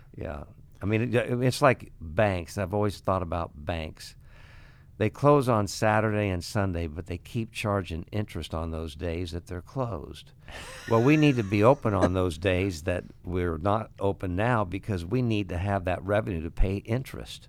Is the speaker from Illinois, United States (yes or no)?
yes; Ottawa, Illinois, United States; now in Iowa City, United States; I went to Ottawa and, uh, opened up a restaurant bar and wanted to go back to my hometown